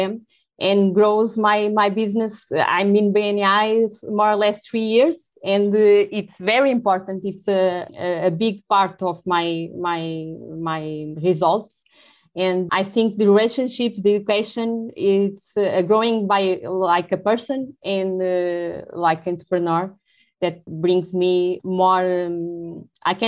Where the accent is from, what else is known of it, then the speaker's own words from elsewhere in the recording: Lisbon, Portugal; English is a second language; I'm from Portugal. I'm from Lisbon, and I'm very Portuguese.